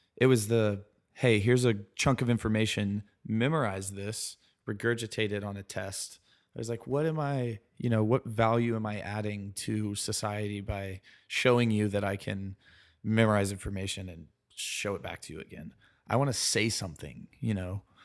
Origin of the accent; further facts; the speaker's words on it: Columbia, South Carolina, United States; also born or lived in Raleigh, North Carolina; I grew up in Columbia, South Carolina. uh, which is the capital. Um, was born there